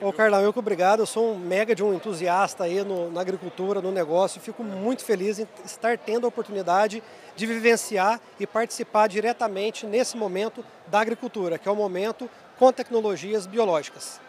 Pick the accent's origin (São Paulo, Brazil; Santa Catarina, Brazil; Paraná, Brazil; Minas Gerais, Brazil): Minas Gerais, Brazil; Três Pontas; eu nasci na roça, né? eu sou cria do sul de Minas, da cidade de Três Pontas